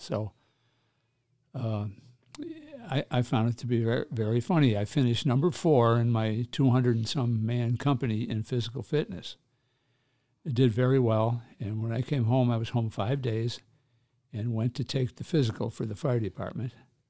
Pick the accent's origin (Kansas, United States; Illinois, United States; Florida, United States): Illinois, United States; Chicago; Well, up to Visitation Parish, 55th and Halsted.